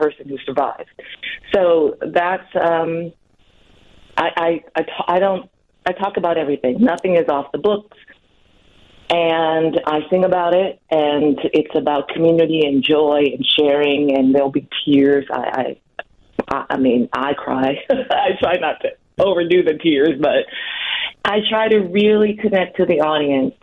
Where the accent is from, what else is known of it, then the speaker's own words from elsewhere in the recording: Milwaukee, Wisconsin, United States; moved away as an adult; I was born in Milwaukee